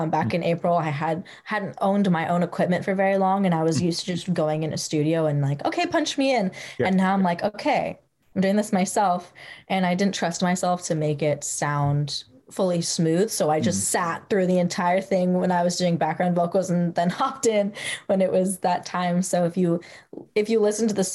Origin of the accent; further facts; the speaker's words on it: San Francisco, California, United States; moved away as an adult; now in Los Angeles County, United States; my hometown in San Francisco